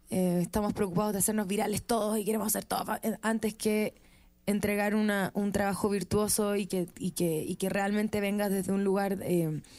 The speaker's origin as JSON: {"language": "Spanish", "town": "Viña del Mar", "region": "Valparaíso", "country": "Chile", "said": "Sí, soy de Viña."}